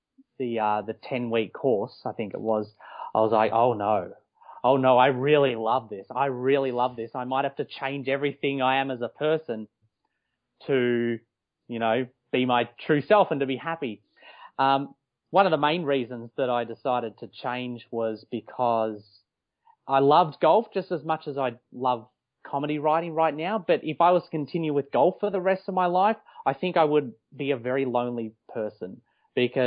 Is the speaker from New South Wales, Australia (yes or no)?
no; Melbourne, Victoria, Australia; also born or lived in Los Angeles, United States / Wellington, New Zealand; now in Melbourne, Australia; I grew up in Melbourne, Victoria. I was born in Mitcham, to be specific